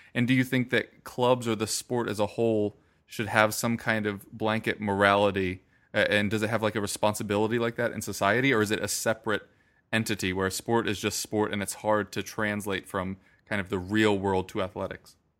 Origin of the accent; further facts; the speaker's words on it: United States; as an American sports fan